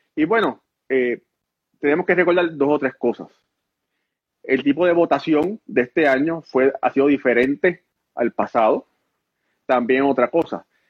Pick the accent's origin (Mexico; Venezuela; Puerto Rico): Puerto Rico; Ponce; Yo soy oriundo de Ponce, Puerto Rico. Mis padres son cubanos